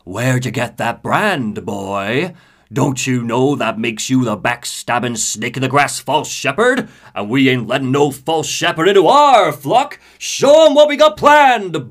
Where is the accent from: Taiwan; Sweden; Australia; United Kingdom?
United Kingdom; Scotland; as a Scotsman